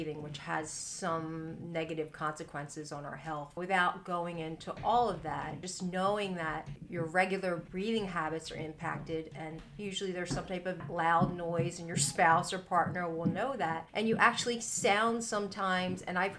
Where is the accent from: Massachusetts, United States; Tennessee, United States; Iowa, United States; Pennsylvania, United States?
Pennsylvania, United States; Philadelphia; I'm from Philly